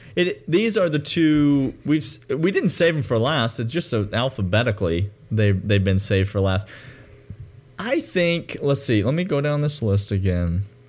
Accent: Georgia, United States; now in Nashville, United States; I'm from Georgia, U G A alumni, lifelong

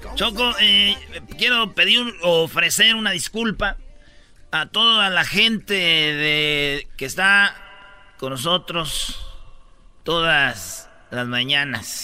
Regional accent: Jiquilpan, Michoacán, Mexico; moved away; mi pueblo, Jiquilpan, Michoacán.

